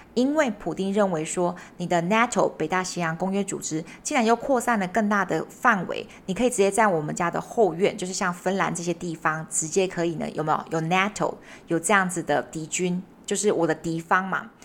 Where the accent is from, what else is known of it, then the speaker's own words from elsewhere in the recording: Taiwan; 我们台湾人